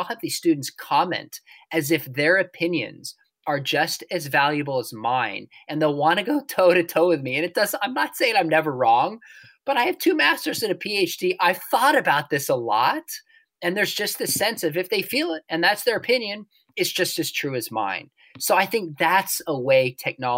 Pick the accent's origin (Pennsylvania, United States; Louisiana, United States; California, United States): California, United States; when I was a kid, where I grew up in California